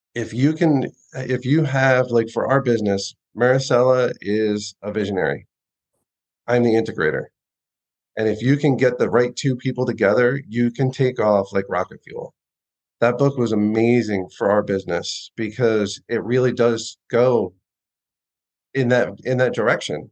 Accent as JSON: {"language": "English", "town": "Austin", "region": "Texas", "country": "United States", "said": "we're from Austin, Texas."}